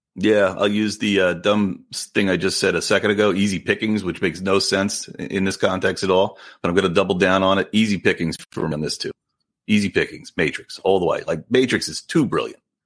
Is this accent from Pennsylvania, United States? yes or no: yes; outside of Philly, Pennsylvania, United States; my area where I grew up outside of Philly